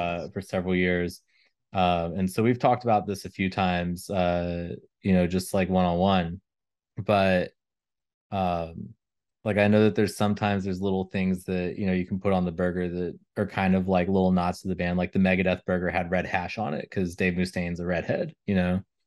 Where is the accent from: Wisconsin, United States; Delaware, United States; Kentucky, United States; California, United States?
Kentucky, United States; Elizabethtown; moved away; my hometown in, um, Elizabethtown, Kentucky